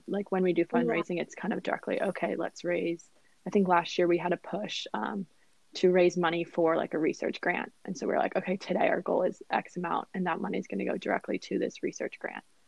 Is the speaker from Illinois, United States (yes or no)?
no; Northern Virginia, United States; I am from Northern Virginia